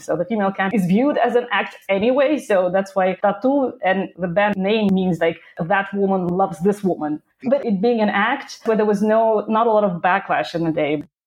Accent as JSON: {"language": "English", "town": "Krasnodar", "region": "Krasnodar Krai", "country": "Russia", "tie": "born or raised there", "moved": "yes", "lives_now": "Netherlands", "said": "I was born and raised in Krasnodar in the south of Russia"}